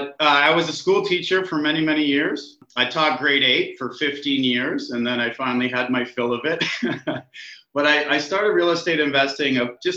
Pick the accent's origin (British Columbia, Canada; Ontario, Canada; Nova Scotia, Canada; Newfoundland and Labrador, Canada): Ontario, Canada; Orillia; also born or lived in Barrie, Ontario; I did spend 4 years growing up in Orillia when I was, a teenager. And my mother still lived in Orillia at the time.